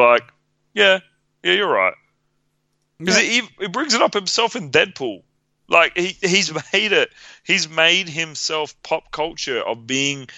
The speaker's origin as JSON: {"language": "English", "country": "Australia", "said": "I'm Australian"}